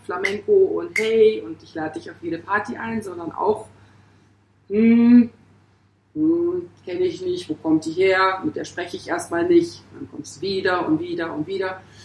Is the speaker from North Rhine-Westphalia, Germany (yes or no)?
no; Pforzheim, Baden-Württemberg, Germany; moved away as an adult; also born or lived in Hamburg; now in Mumbai, India; meiner Geburtsstadt Pforzheim